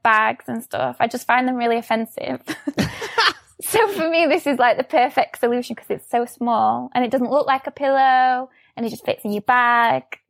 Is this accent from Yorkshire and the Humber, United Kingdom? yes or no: yes; Sheffield, Yorkshire and the Humber, United Kingdom; I'm from Sheffield, um, so I still live here, um, born and bred.